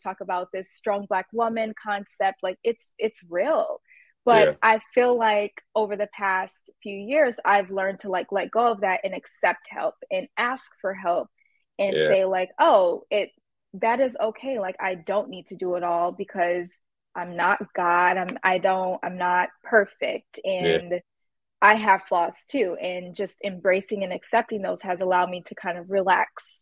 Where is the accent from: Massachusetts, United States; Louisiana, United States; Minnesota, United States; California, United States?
Minnesota, United States; Minnesota, I really like it here. I really have no complaints. I've been born and raised here